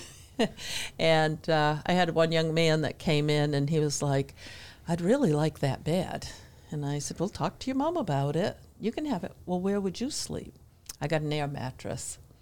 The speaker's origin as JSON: {"language": "English", "region": "New Hampshire", "country": "United States", "tie": "born or raised there", "moved": "as an adult", "lives_now": "Denver, North Carolina, United States", "said": "I grew up in New Hampshire"}